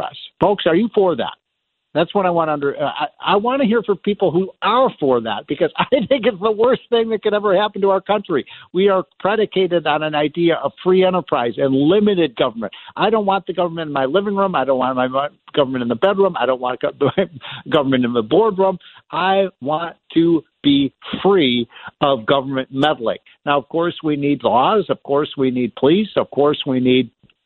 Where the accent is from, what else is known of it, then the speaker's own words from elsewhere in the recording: Illinois, United States; I'm from Illinois